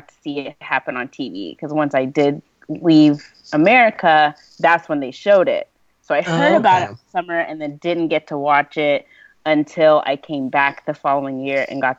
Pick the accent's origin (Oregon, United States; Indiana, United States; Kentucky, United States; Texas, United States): Kentucky, United States; Owensboro; also born or lived in Lexington, Kentucky; live in Kentucky. The rest of my family does not. But I live in Lexington, Kentucky. We grew up in Owensboro, Kentucky. But I went to pharmacy school at University of Kentucky, graduated last summer, and I just stayed.